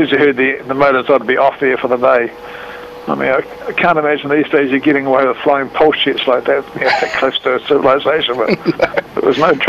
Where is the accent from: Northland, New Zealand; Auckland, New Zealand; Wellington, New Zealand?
Auckland, New Zealand; I was born in Auckland at the end of World War II and about 100 yards away from where Motet now is.